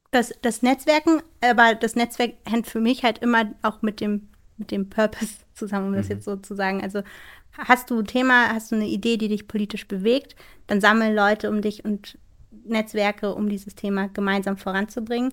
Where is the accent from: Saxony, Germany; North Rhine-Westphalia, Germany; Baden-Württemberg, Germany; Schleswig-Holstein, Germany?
Schleswig-Holstein, Germany; bei uns in Schleswig-Holstein, wo ich herkomme